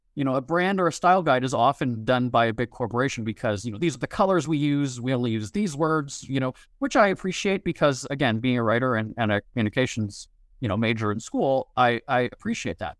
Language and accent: English; Winnipeg, Manitoba, Canada; also born or lived in Hollywood; created the brand as Winnipeg cheapskate in my hometown